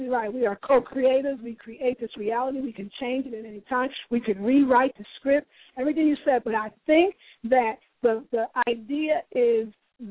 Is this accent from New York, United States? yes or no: yes; New York, United States; I'm from New York